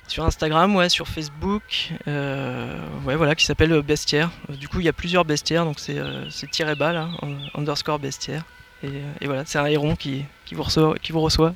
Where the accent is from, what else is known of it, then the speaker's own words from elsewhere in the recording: Paris, Île-de-France, France; also born or lived in Berry (family origin, holidays); now in Touraine, France; je, suis, je, suis, né en région parisienne et j'ai grandi euh, à Paris